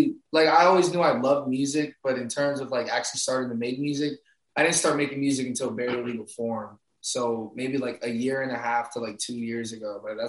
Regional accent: Tampa, Florida, United States; 813, Sunnyside.

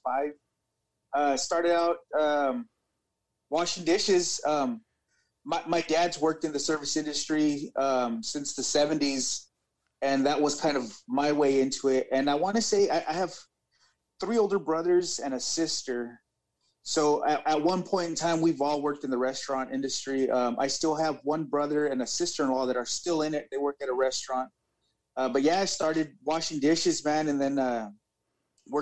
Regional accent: Central Valley, California, United States; I am from California, Central Valley, right smack in the middle of California

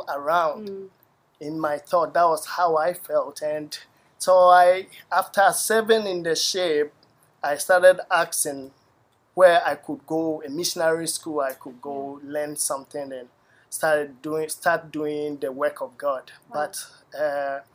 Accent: Takoradi, Western Region, Ghana; moved away as an adult; also born or lived in Tema, Ghana; now in United States; I grew up in a place in Ghana called Takoradi.

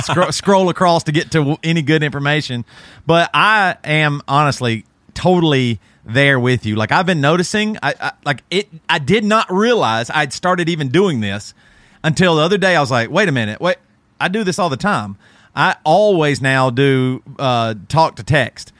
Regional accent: Greer, South Carolina, United States; growing up in Greer South Carolina, we had, like, Kmart and stuff like

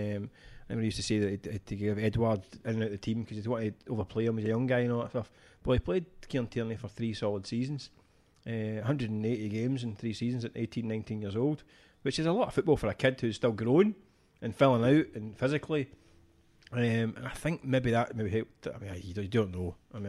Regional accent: Scotland, United Kingdom; as a Scottish football fan

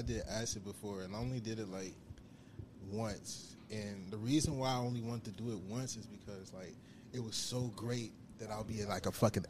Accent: Chicago, Illinois, United States; Southside, Chicago. I would say 84th and Ingleside. That's where I really primarily grew up. Went to school in, in the charter school in Woodlawn.

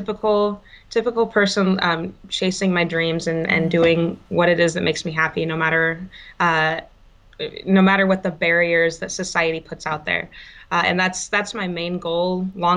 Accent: Kansas, United States; now in San Jose, United States; I grew up in Kansas

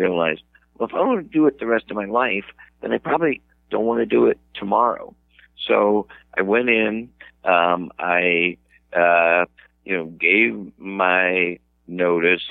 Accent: Cincinnati, Ohio, United States; now in Boston, United States; I'm from the Midwest, I didn't always live in Boston. I grew up in Ohio

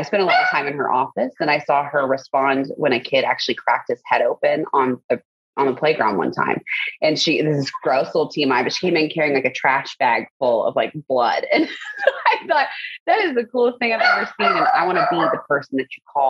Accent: Spring, Texas, United States; also born or lived in The Woodlands, Texas; I grew up in Spring near Klein High School with my parents, older brother, younger sister.

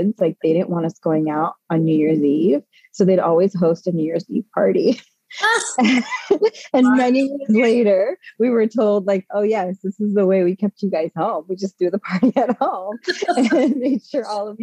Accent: California, United States; moved away as an adult; now in East Coast, United States; I was born and raised in California, so on the opposite side of the coast. I moved to the East Coast 16 years ago

